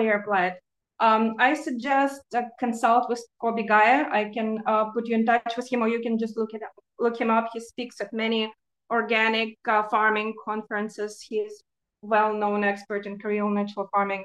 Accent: Ukraine; moved away; I'm originally from Ukraine and I'm an expat

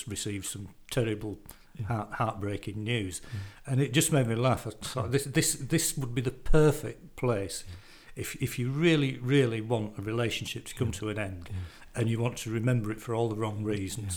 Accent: Morley, Yorkshire and the Humber, United Kingdom; I come from Morley

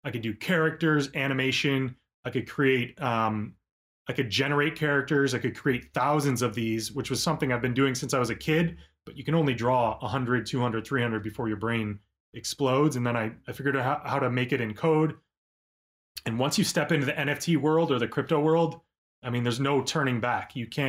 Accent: Orchard Park, New York, United States; I was born in Buffalo, New York, a town called Orchard Park, right outside, about 15 minutes outside of Buffalo. And I just grew up absolutely obsessed with drawing

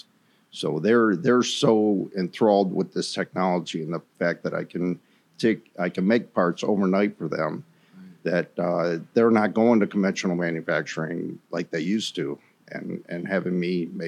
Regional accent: Space Coast, Florida, United States; I grew up on the Space Coast and went to college and came back to the Space Coast

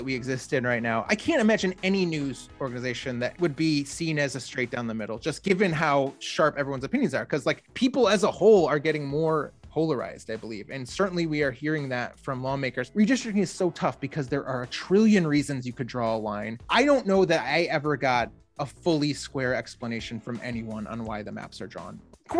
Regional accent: Grand Rapids, Michigan, United States; Yeah, so I am originally from Michigan, grew up in Grand Rapids, and spent the bulk of, actually, I guess about half of my life there.

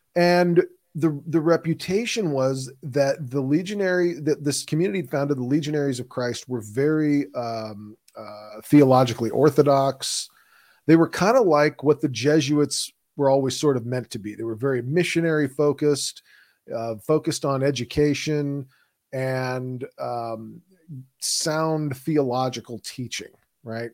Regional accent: Houston, Texas, United States; When you grow up in Houston, Texas, Houston doesn't have sidewalks and we don't have mass transit.

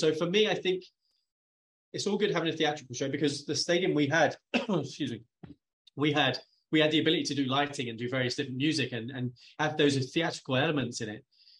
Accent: United Kingdom; It helped being the guy from the UK because my accent.

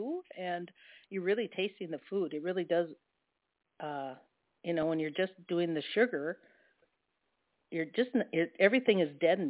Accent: Midwest, United States; I grew up in the Midwest

